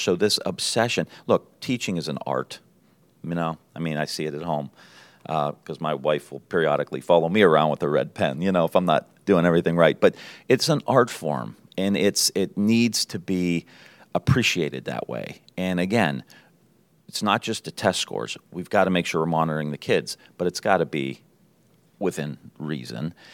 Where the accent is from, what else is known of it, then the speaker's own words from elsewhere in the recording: Niles, Ohio, United States; I grew up in Niles. just outside of Youngstown